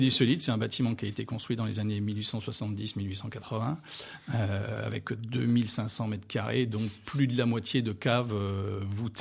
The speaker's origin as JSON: {"language": "French", "area": "Beaujolais", "region": "Auvergne-Rhône-Alpes", "country": "France", "tie": "born or raised there", "also_born_or_lived": "New Zealand / Australia / Oregon", "moved": "as an adult", "lives_now": "Moselle, France", "said": "je suis originaire du Beaujolais"}